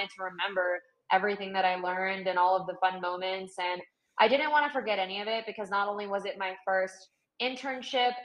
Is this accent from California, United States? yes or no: yes; Northern California, United States; I grew up in Northern California